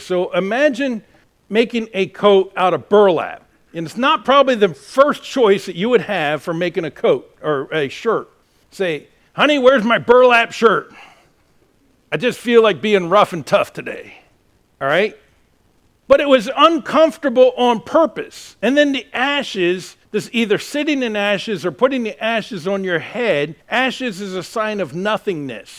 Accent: United States; I am an American

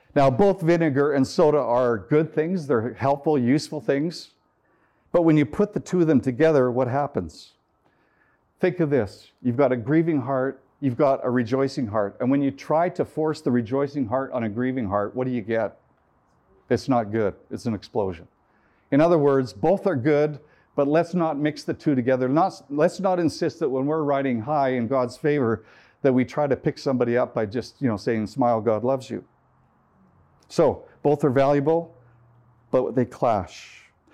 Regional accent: Canada; I'm from Canada

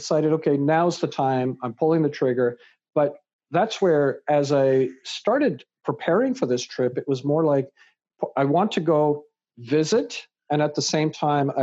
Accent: Canada; also born or lived in England; raised in Canada

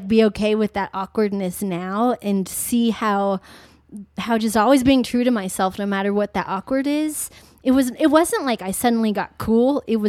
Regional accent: Philippines; now in United States; Just on a quick note, I'm adopted from the Philippines.

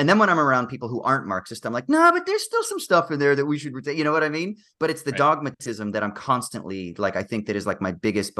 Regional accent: California, United States; growing up in the United States, even though I'm from California, which is, pretty relatively progressive compared to the rest of the country

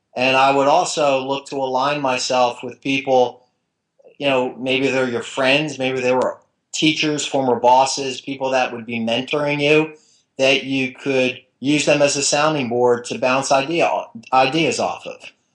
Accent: New Jersey, United States; now in Florida, United States; even though I've lived in Florida 30 years, I grew up in New Jersey

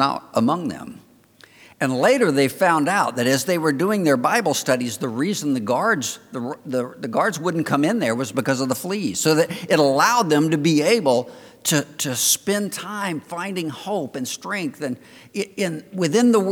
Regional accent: Florida, United States; I'm from the Old South. And I'm from Florida.

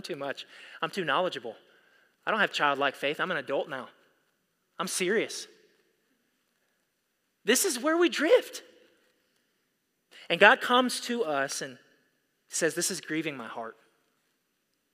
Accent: United States; we as American Christians

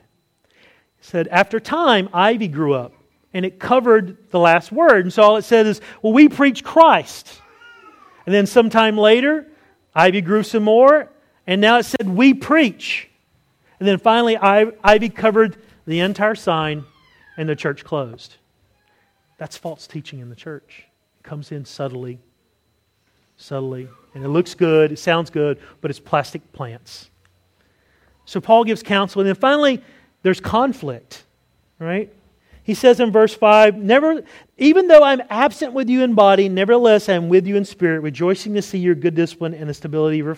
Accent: North Carolina, United States; accent: Southern; moved away; my home state of North Carolina

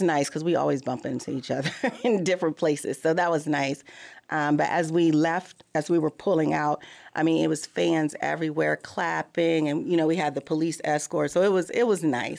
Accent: Missouri, United States; I'm from Missouri

